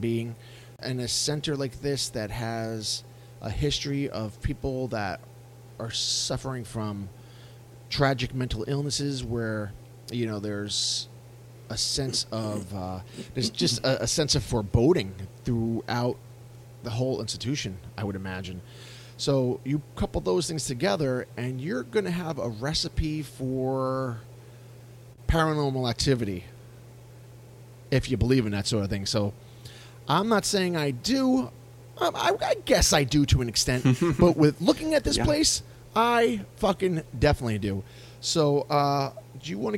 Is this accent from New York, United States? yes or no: yes; Yonkers, New York, United States; I grew up in Yonkers